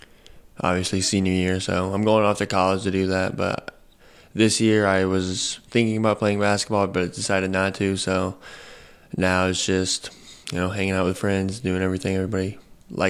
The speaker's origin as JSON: {"language": "English", "town": "Lebanon", "region": "Indiana", "country": "United States", "said": "Lebanon. I go to Lebanon High School as well."}